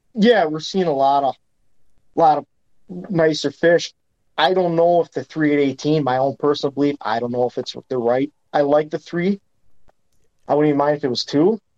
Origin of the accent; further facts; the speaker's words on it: Green Bay, Wisconsin, United States; growing up on Green Bay